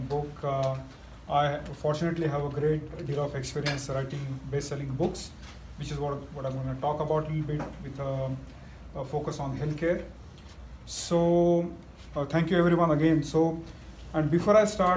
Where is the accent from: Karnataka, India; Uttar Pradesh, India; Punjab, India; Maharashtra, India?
Maharashtra, India; Mumbai; moved away; I hail from small town in India. I grew up in Mumbai, a small town which is right next to the third largest slum in the world